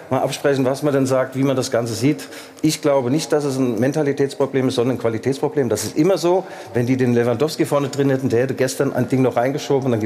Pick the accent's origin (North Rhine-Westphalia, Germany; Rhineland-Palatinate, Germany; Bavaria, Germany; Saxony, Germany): Saxony, Germany; Leipzig; ich bin ja Leipziger, nicht nur Journalist, sondern auch als Leipziger Mensch Mainz geboren.